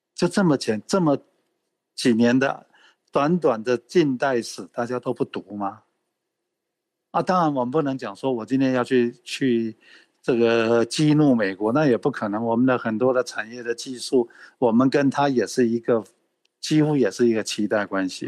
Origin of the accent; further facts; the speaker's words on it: Taiwan; 那我身为台湾人